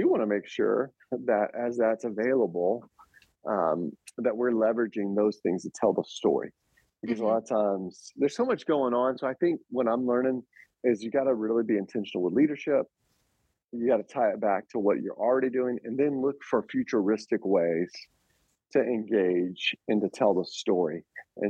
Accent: Smyrna, Georgia, United States; moved away as an adult; also born or lived in Atlanta, Georgia; now in Lehigh Valley, United States; Smyrna First Baptist Church, Smyrna, Georgia, my hometown

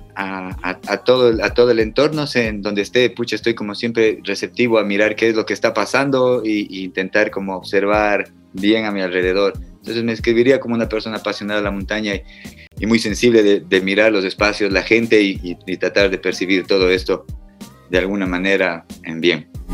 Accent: Cuenca, Azuay, Ecuador; moved away; soy de Cuenca, nací en Cuenca y viví gran parte de mi vida allá.

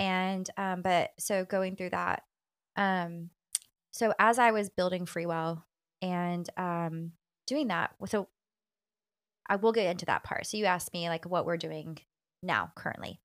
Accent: Texas, United States; especially as a Texan

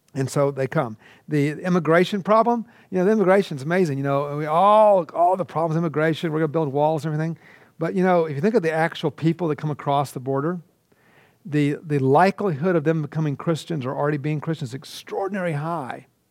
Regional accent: Atlanta, Georgia, United States; I'm from Georgia

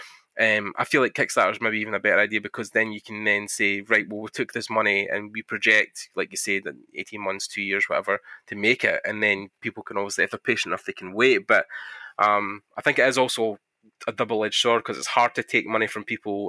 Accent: Scotland, United Kingdom; I'm Scottish

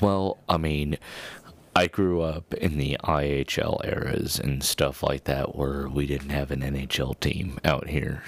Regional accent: Colorado, United States; we're from Colorado

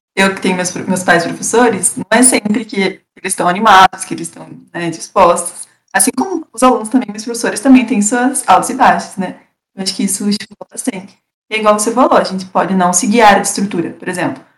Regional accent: Castro, Paraná, Brazil; also born or lived in Ponta Grossa; Eu sou de Castro, é, interior do Paraná, é, no sul do Paraná, mais perto de Curitiba.

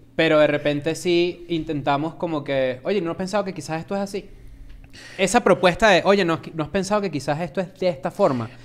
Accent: Venezuela; also born or lived in Argentina; now in Mexico City, Mexico; somos venezolanos y cuando yo me mudé a México

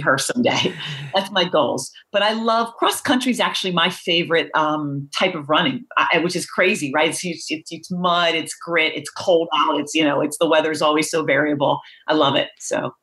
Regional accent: Philadelphia, Pennsylvania, United States; moved away as an adult; also born or lived in Baltimore / Northeast US; I grew up pretty much in the suburbs of Philadelphia most of my life

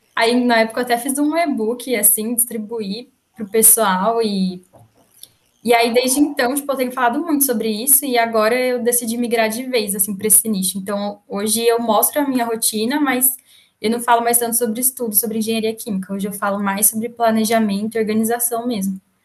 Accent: Campinas, São Paulo, Brazil; also born or lived in Valinhos / Pouso Alegre; sou, na verdade, de Campinas, nasci em Campinas

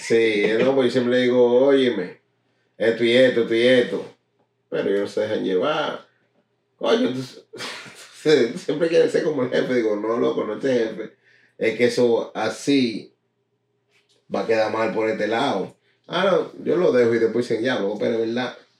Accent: Newark, New Jersey, United States; represento Nual, Brick City.

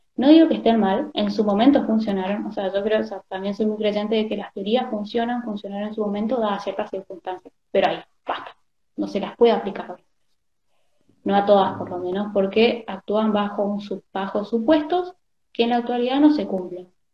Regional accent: Argentina; somos argentinos

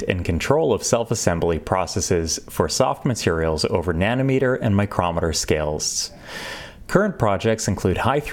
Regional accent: Rochester, New York, United States; I grew up in the Rochester, New York area.

